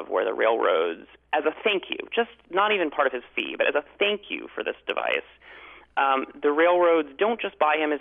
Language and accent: English; Chicago, Illinois, United States; I grew up in Chicago